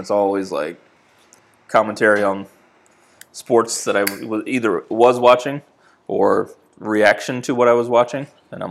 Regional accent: New England, United States; Well, you probably can't tell by my accent, but I am a New Englander. So growing up in New England, it's pretty much the only option that you have is to be a Pats fan.

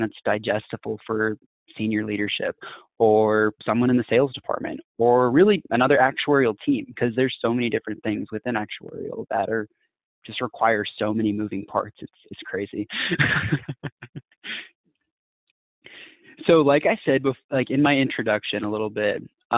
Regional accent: Texas, United States; I'm from Texas

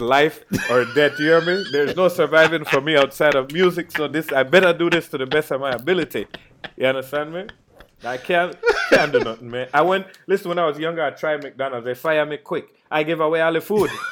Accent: Belize; growing up in Belize

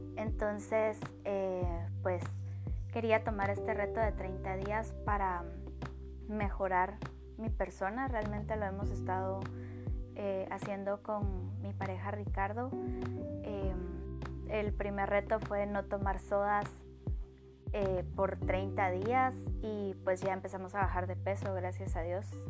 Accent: Guatemala; yo soy de Guatemala

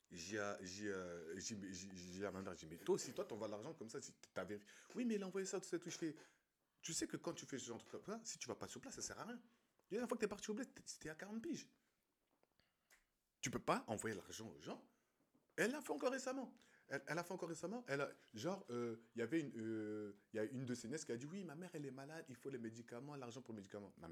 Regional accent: Côte d’Ivoire; Du, moins de ce que j'ai vu euh, chez moi en Côte d'Ivoire

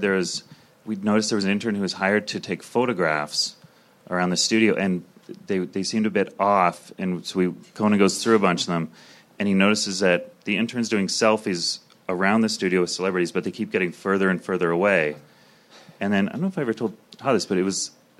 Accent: Calgary, Alberta, Canada; moved away as an adult; also born or lived in Toronto / New York; I grew up in Calgary, so I was in Toronto for 10 years

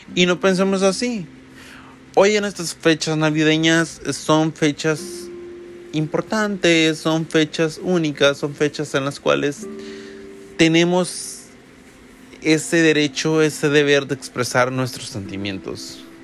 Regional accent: El Salvador; yo soy de El Salvador y en mi país, desde que yo tengo memoria, también se celebran estas posadas

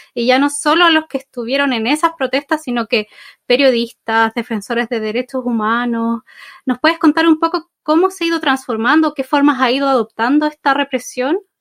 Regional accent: Chile; situadas en Chile el país de donde vengo

